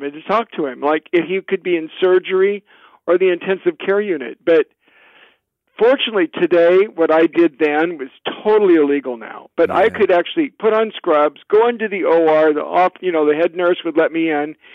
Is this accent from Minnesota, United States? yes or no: no; Bremerton, Washington, United States; now in Florida, United States; I grew up in Bremerton, Washington